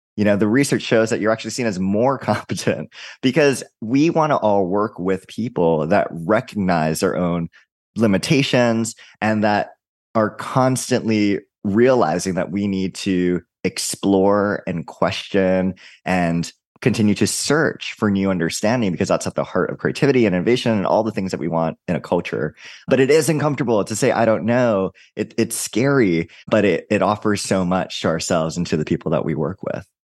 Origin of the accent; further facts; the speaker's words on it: Hawaii, United States; I'm from Hawaii